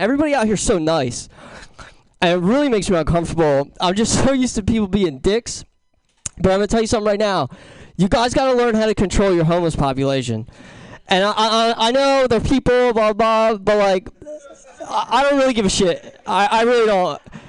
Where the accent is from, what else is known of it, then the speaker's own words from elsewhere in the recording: Philadelphia, Pennsylvania, United States; I'm from Philadelphia, Pennsylvania. So I guess that means I'm angry all the time.